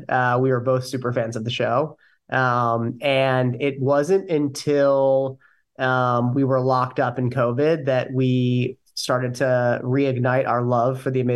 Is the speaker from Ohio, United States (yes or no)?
yes; Ohio, United States; moved away as an adult; now in New York City, United States; Born and raised in Ohio. Have spent the last 7 years in New York City